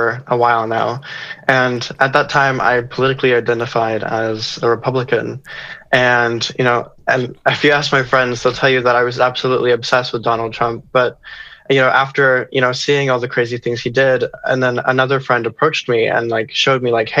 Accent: Oklahoma, United States; I'm from Oklahoma and I grew up in a conservative household. And so, that's just kind of like the community I grew up

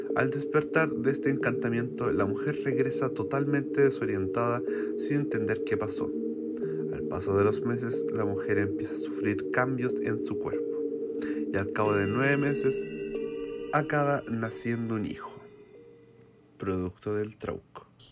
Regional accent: Chile; nuestro país

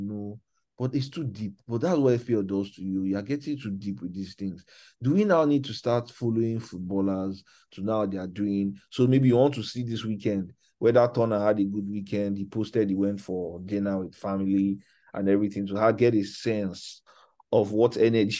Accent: Nigeria; as a Nigerian

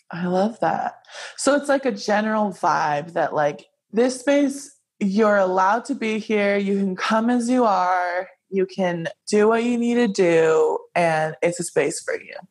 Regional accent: Hawaii, United States; moved away; I grew up in Hawaii and everything in Hawaii is kind of catered to like most Asian cultures

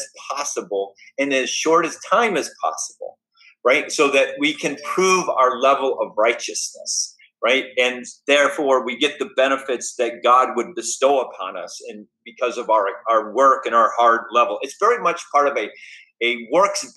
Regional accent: United States; who we are as Americans

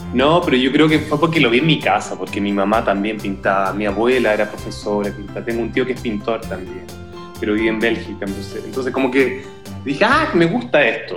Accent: San Fernando, O'Higgins, Chile; now in Cologne, Germany; Yo vengo de Chile y en el colegio yo vivía con mi familia a una hora y media al sur de Santiago, San Fernando, ahí como la parte del vino

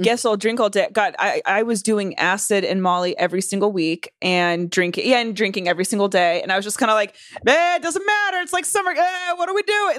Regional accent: North Carolina, United States; born or raised there

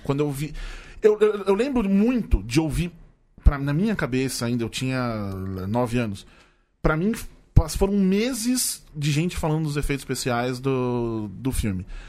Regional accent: Tatuapé, São Paulo, Brazil; sou do Tatuapé

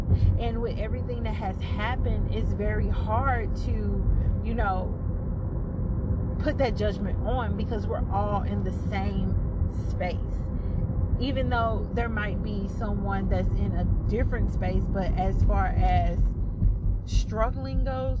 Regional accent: St. Louis, Missouri, United States; moved away as an adult; now in Duncan, United States; am actually from St. Louis, Missouri, and I moved to Duncan, South Carolina

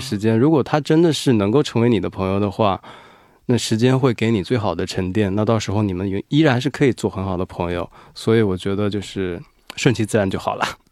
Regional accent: Wuhan, Hubei, China; now in South Korea; 我是武汉人嘛

